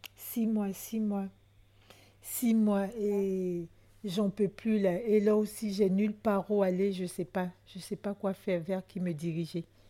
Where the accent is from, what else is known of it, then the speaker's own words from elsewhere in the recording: Côte d’Ivoire; moved away as an adult; now in France; je suis d'origine ivoirienne, je viens de la Côte d'Ivoire